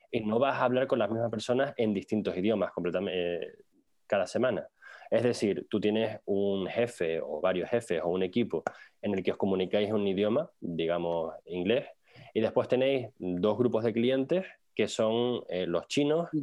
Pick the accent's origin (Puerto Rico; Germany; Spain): Spain; Tenerife, Canary Islands; moved away as an adult; yo soy de Tenerife